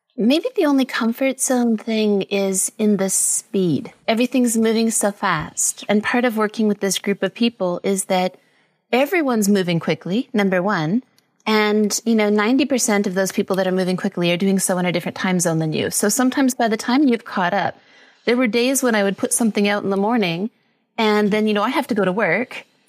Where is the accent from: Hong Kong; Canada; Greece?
Canada; British Columbia; moved away as an adult; now in Costa Rica; I'm Canadian from British Columbia. I've been living in Costa Rica for the last six years